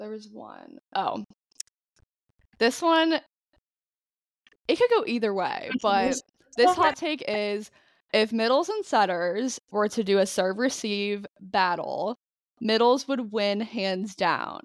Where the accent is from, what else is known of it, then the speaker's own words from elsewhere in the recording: Florida, United States; I'm from Florida